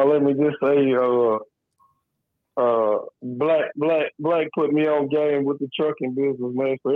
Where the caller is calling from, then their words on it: Conroe, Texas, United States; I'm calling from Conroe, Texas.